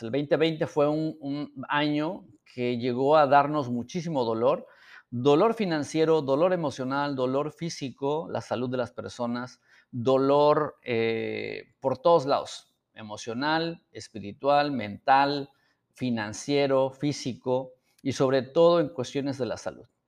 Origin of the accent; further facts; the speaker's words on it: San Miguel Soyaltepec, Oaxaca, Mexico; vivíamos en Oaxaca